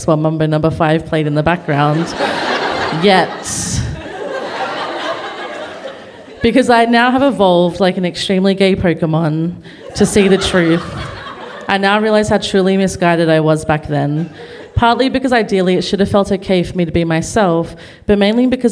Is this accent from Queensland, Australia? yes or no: yes; Toowoomba, Queensland, Australia; when I was a young girl growing up in Toowoomba in regional Queensland